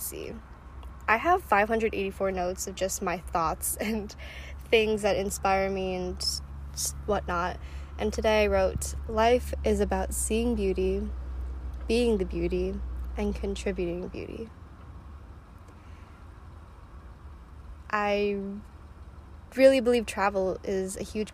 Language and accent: English; Chicago, Illinois, United States; also born or lived in China; Adopted from China when I was one. Grew up in the US in the suburbs of Chicago